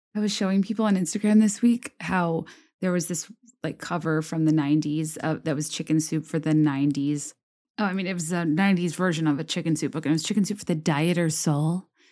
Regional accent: Virginia, United States; moved away as an adult; also born or lived in New York / Richmond, Virginia; I was fresh from Virginia

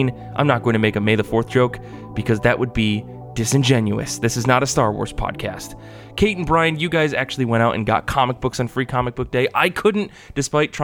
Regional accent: Midwest America, United States; growing up in Midwest America

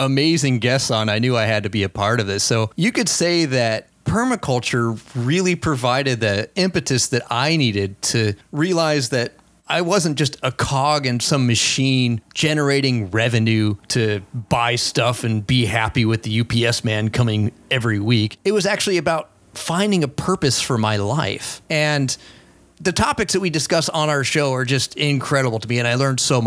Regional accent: Colorado, United States; moved away; that's my hometown, my former hometown.

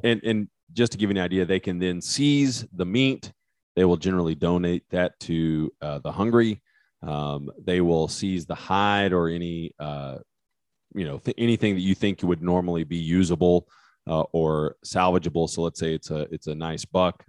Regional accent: West Texas, United States; accent: West Texas; my West Texas accent

